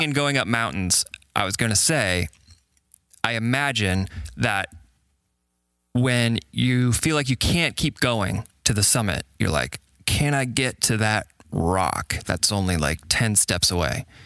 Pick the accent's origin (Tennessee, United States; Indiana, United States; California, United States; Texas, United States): Indiana, United States; Carmel; also born or lived in Birmingham, Alabama; I was born and raised in Indiana and grew up in Carmel